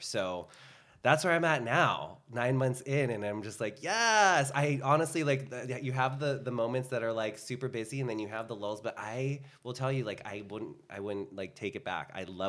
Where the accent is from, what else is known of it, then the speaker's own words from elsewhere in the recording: Philippines; I'm Filipino. It just comes with the, it's just with it. We love to karaoke dance.